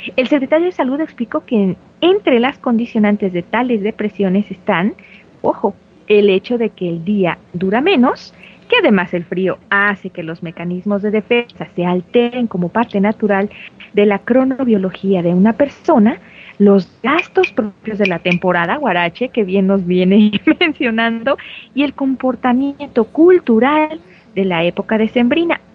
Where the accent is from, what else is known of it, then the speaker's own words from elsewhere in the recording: Mexico; como mexicanos que somos una familia mueganito